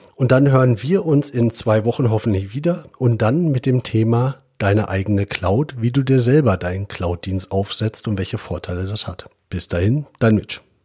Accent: Germany; wir als Deutsche

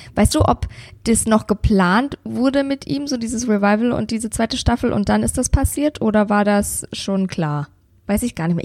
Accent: Bavaria, Germany; bei uns in Bayern

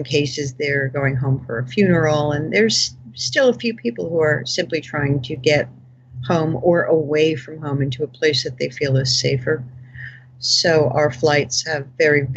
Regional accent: Rye, New York, United States; born or raised there

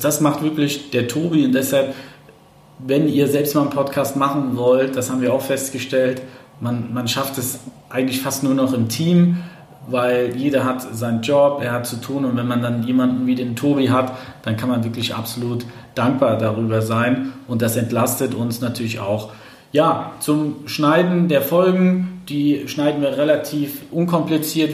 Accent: eastern Germany, Germany; ich komme ja aus dem, aus dem Osten Deutschlands

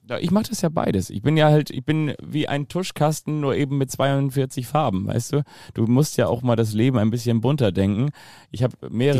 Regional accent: Kiel, Schleswig-Holstein, Germany; als Kieler

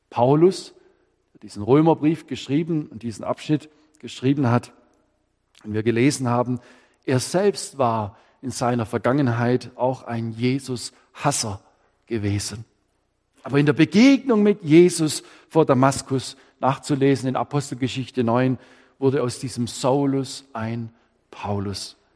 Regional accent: Baden-Württemberg, Germany; Ich Könnte sagen, als Schwabe, der hat auch noch nichts Schäs erlebt oder Kett im Leben.

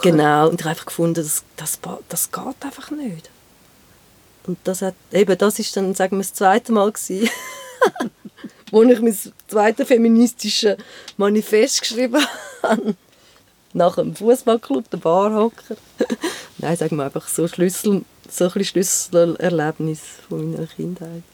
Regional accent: Rümlang, Zurich, Switzerland; now in Geneva, Switzerland; Ich bin in Römlang aufgewachsen

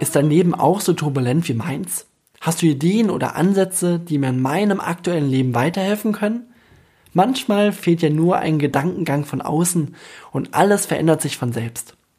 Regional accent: Bamberg, Bavaria, Germany; moved away as an adult; also born or lived in New York; fern von meiner Heimat Bamberg

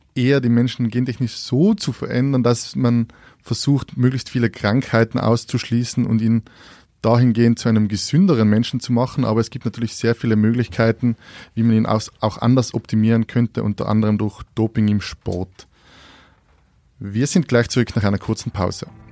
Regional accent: Austria; wir als Österreicher

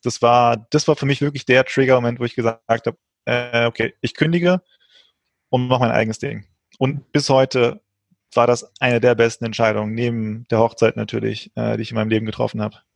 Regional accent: Frankfurt, Hesse, Germany; also born or lived in Portugal; gebürtig Portugiese, bin in, dann relativ früh nach Frankfurt gekommen, hier aufgewachsen

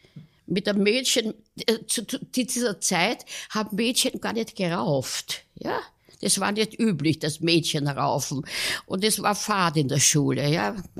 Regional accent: Vienna, Austria; ich bin in Kaisermühlen aufgewachsen

